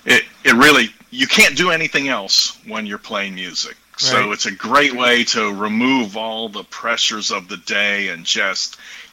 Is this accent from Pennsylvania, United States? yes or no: yes; Pittsburgh, Pennsylvania, United States; born there; moved away as an adult; now in Texas, United States; I was born in the Pittsburgh area, but okay. After I finished university and my PhD, I got down to Texas and have never looked back. So I've been in Texas 35 years or so.